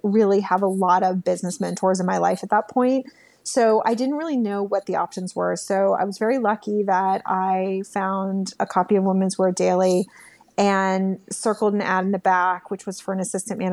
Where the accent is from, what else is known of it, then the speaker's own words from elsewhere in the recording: Texas, United States; moved away as an adult; also born or lived in New York City; a girl growing up in Texas